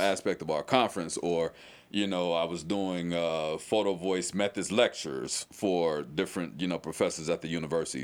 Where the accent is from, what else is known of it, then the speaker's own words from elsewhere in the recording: St. Louis, Missouri, United States; now in Louisville, United States; I'm from St. Louis, Missouri